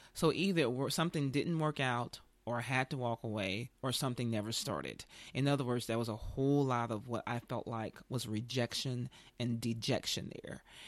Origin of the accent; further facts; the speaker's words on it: the South, United States; I grew up with certain religion, like most people did in the South